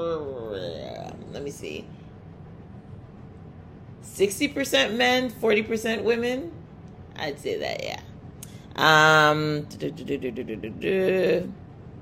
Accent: Nigeria; I'm Nigerian

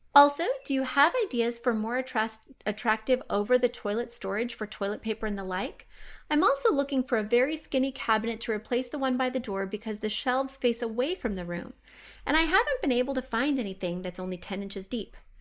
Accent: Missouri, United States; I am from Missouri

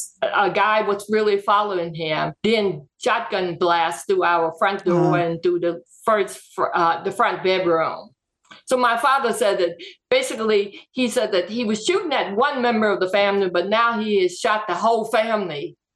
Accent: Greenwood, Mississippi, United States; Well, first, I was born and raised in Greenwood, Mississippi. In 1962, SNCC moved into the Delta area.

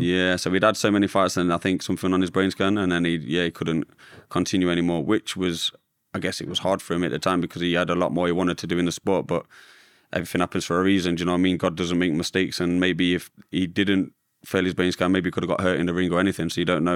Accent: Derby, East Midlands, United Kingdom; I grew up in Derby, where I still live today, in a little village called Little Eaton

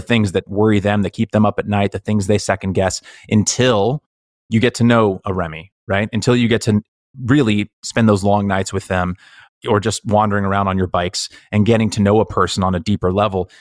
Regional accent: Bay Area, California, United States; when you come from a place like the Bay Area

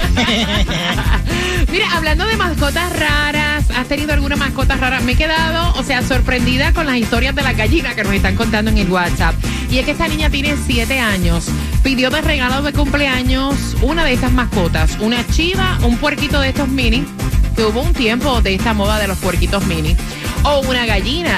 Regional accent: Dominican Republic; Yo soy dominicana

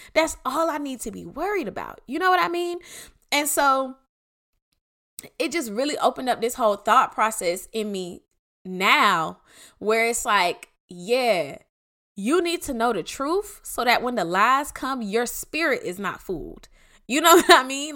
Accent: Clayton County, Georgia, United States; I'm from Clayton County

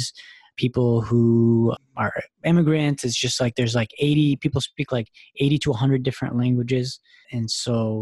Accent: Dearborn Heights, Michigan, United States; moved away as an adult; also born or lived in East Lansing, Michigan; now in Boston, United States; I'm actually from a small, decently sized town called Dearborn, Michigan, Dearborn Heights, Michigan. I grew up there, was born and raised there

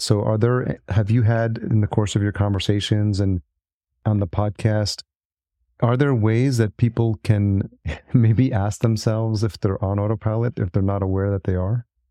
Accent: New York, United States; I grew up in New York

